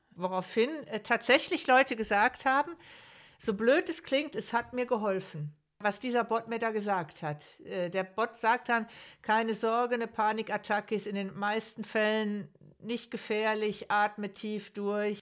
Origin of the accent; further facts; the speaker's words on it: Ruhr area, North Rhine-Westphalia, Germany; ich komme selber aus dem Ruhrgebiet